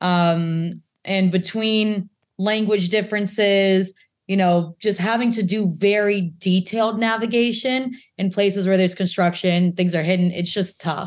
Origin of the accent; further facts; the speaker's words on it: the South, United States; we're from the South. We talk real loud and we yell